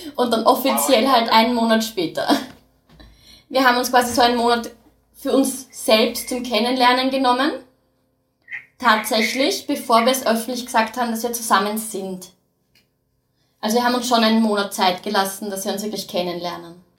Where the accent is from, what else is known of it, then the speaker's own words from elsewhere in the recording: Austria; also born or lived in United States; Seit ich vier bin in Österreich